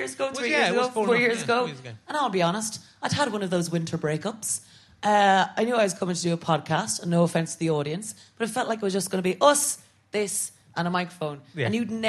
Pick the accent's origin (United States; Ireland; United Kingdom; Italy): Ireland; I'm an Irish Catholic woman